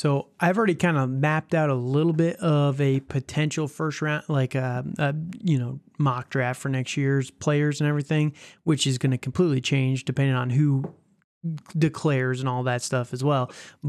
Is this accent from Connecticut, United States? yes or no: no; near Chicago, Illinois, United States; I grew up near Chicago. I've always been a Chicago fan.